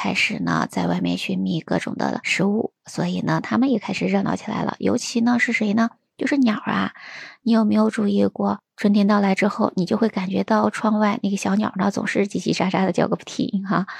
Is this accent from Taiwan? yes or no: no; China; 我们中国人